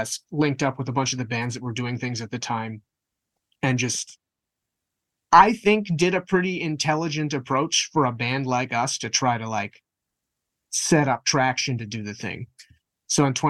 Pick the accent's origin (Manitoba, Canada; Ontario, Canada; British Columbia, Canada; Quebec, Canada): Manitoba, Canada; Winnipeg; we're from Winnipeg